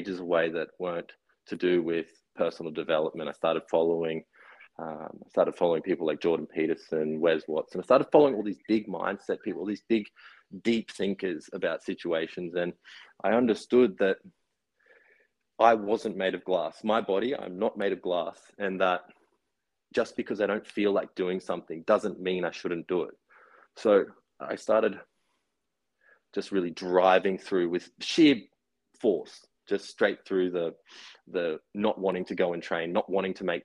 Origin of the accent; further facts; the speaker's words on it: Brisbane and Noosa, Queensland, Australia; also born or lived in Gold Coast; So I grew up in Noosa, well, Brisbane and Noosa